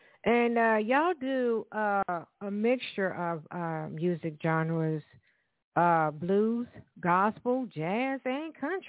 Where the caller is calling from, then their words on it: Evansville, Indiana, United States; I'm calling from Evansville, Indiana, of course.